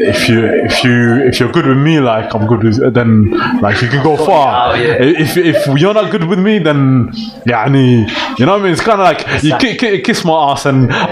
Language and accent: English; Birmingham, West Midlands, United Kingdom; I'm from Birmingham, I'm Somali